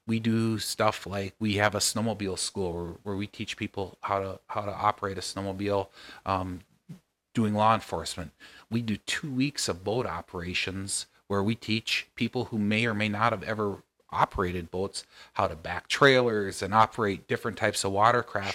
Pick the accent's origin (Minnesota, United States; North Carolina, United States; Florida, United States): Minnesota, United States; Nevis; I grew up six miles out of town